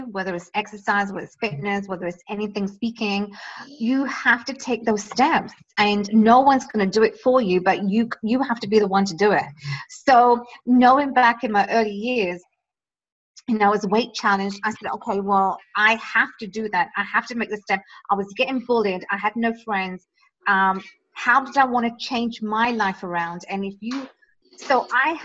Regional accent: England, United Kingdom; moved away as an adult; now in Toronto, Canada; I grew up in England. So most of my life has been there.

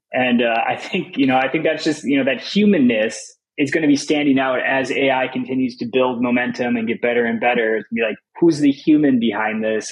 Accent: Minnesota, United States; moved away as an adult; also born or lived in Madison, Wisconsin / France; I grew up in Minnesota, and I was there until I went to college in Madison, Wisconsin

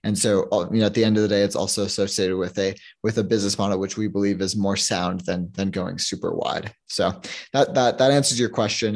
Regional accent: New York, United States; now in Toronto, Canada; I'm a from Toronto, I grew up in New York, but I, I moved back to Toronto

